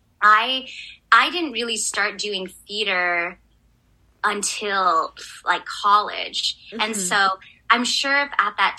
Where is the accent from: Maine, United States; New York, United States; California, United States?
California, United States; I'm from California